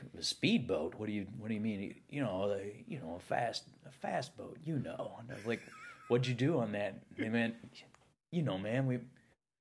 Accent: Minneapolis, Minnesota, United States; I said, Minneapolis

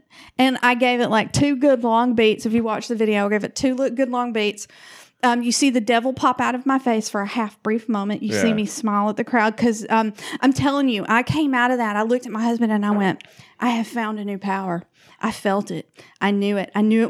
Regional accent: the South, United States; I'm from the South. We say Lafayette.

